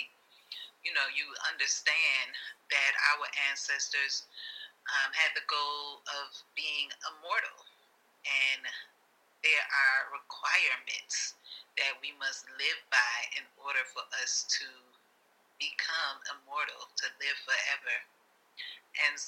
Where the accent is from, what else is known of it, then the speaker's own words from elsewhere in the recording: Chicago, Illinois, United States; also born or lived in Virginia; I actually am from Chicago. I grew up in Chicago.